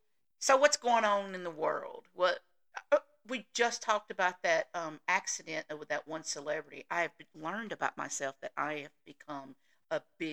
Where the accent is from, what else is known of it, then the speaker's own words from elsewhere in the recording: the South, United States; the Southern thing, which I know I don't say that word right, but hey, I'm from the South. That's the way we do.